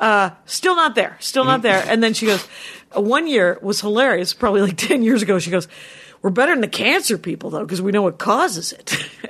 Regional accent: Midwest, United States; moved away as an adult; when I go home to Minnesota or Wisconsin

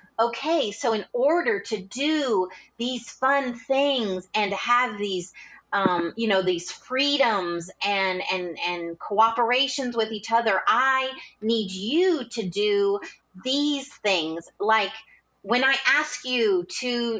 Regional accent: Indiana, United States; I grew up in Indiana

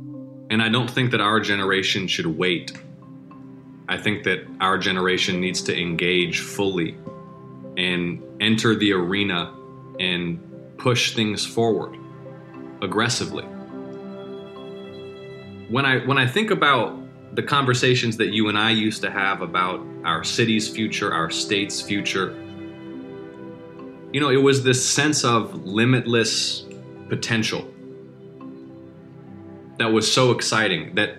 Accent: Atlanta, Georgia, United States; born or raised there

